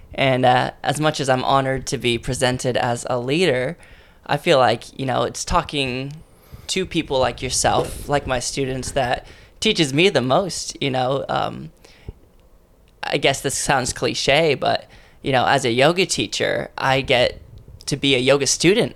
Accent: Ontario, California, United States; moved away; also born or lived in San Bernardino, California; I was born in San Bernardino, um, but basically I was brought up in a place called Ontario

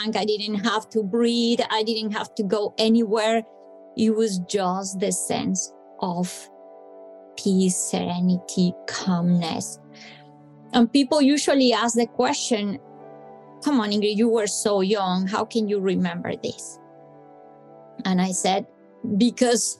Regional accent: Bogotá, Colombia; I'm from Colombia, I come from hot weather country, but Bogota is very high up in the Andes

